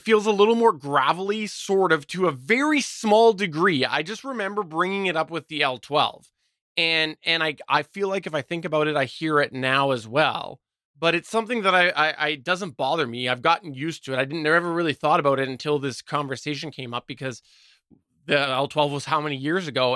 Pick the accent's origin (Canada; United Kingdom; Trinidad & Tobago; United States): Canada; I'm Canadian